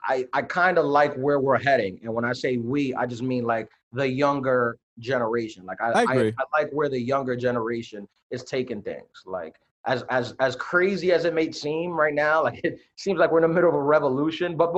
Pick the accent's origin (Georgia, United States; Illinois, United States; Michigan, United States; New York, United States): New York, United States; New York City; growing up in New York, man, I was born and raised in Queens